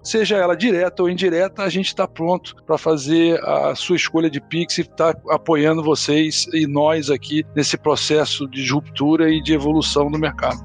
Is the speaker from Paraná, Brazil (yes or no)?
no; Rio de Janeiro, Brazil; Minha origem, é eu sou do Rio de Janeiro